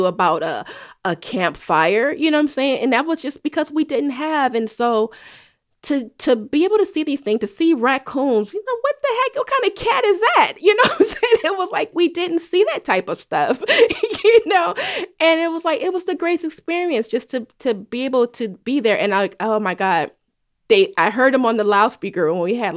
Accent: Oakland, California, United States; growing up in Oakland

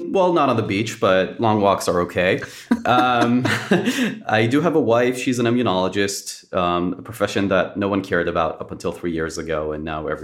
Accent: Israel; moved away; born and raised in Israel

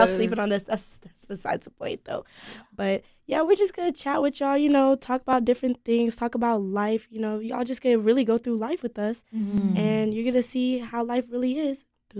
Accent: Atlanta, Georgia, United States; also born or lived in Knoxville, Tennessee; now in Raleigh, United States; I'm originally from Atlanta. I was in Knoxville, Tennessee for a little bit, and now I'm here at NC State for college.

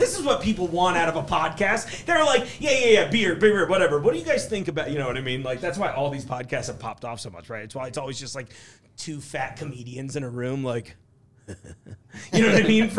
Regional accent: East Coast, United States; now in Hamilton, United States; growing up on the East Coast

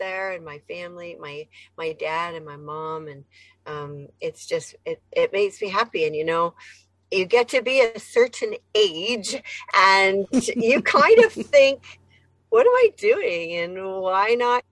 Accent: Alberta, Canada; moved away as an adult; also born or lived in Saskatoon, Saskatchewan / Victoria / Quebec City; now in United States; I was born in Saskatoon, Saskatchewan, but I grew up in Alberta and I've lived in Victoria and Quebec City as well

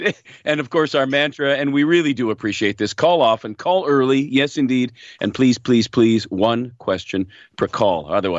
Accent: Hamilton, Ontario, Canada; … is calling from my hometown of Hamilton.

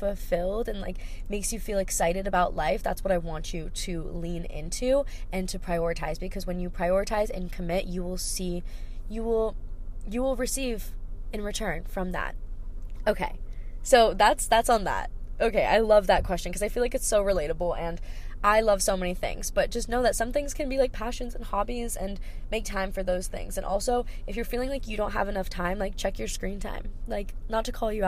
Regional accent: Hawaii, United States; I grew up in Hawaii, so we don't have snow here

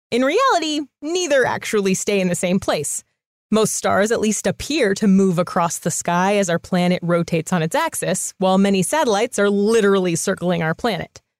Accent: Ghana; I'm from Ghana.

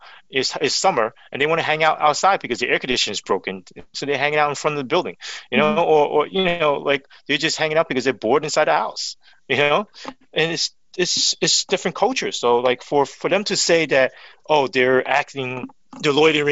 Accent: New York City, New York, United States; I grew up in Flatbush, so I understand the culture.

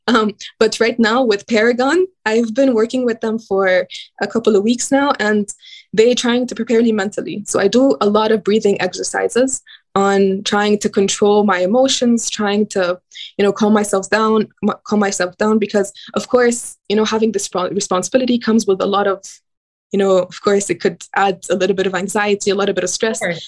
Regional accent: Cairo, Cairo Governorate, Egypt; I grew up in Cairo, Egypt.

